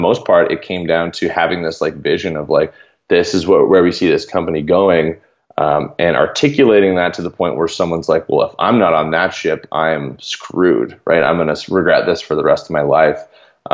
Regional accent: Canada; I'm from Canada

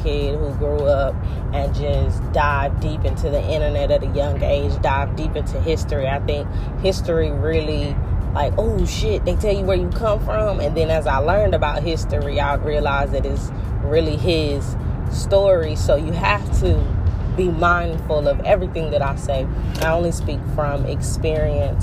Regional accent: North Carolina, United States; now in Florida, United States; Right now, I'm in Florida. I told you guys I'm from North Carolina.

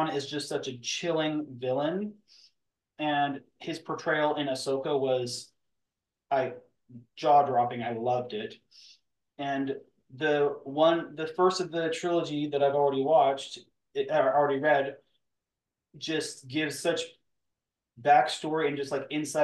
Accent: Western Canada, Canada; living on the western side of Canada

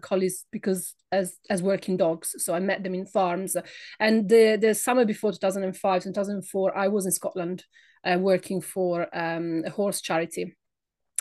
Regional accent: Italy; English is a second language; moved away as an adult; now in United Kingdom; by my accent. I am not British. I come from Italy

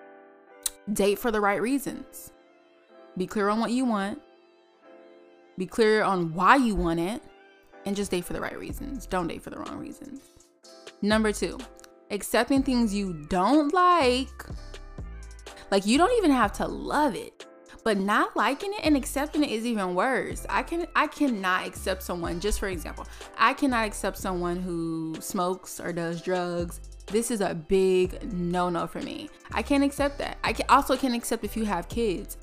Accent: New York City, New York, United States; moved away as an adult; also born or lived in Atlanta / Miami; where it all started in New York, mother loving city. We are live from Brooklyn, New York

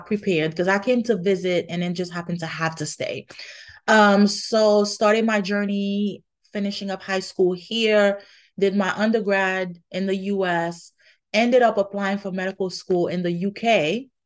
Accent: Haiti; moved away; I grew up in Haiti

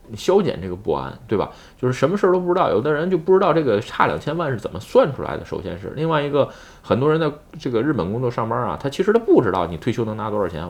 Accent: China; now in Japan; 我这出生在中国

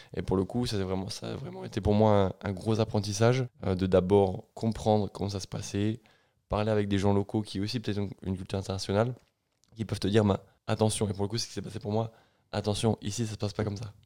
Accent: France; moved away as an adult; also born or lived in Toulouse / Bristol / Atlanta / United States; je suis français

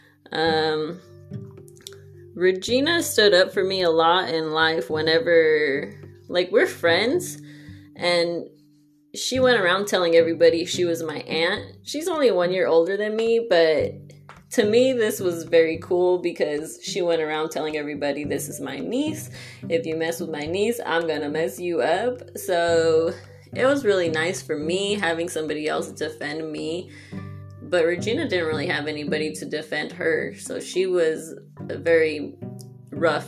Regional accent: Los Angeles, California, United States; growing up in San Pedro, which is LA County

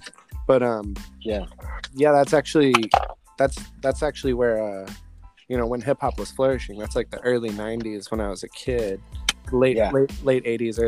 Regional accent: Jacksonville, Florida, United States; born there; also born or lived in Sacramento / New Mexico / San Diego; So I was born in Jacksonville, Florida, actually.

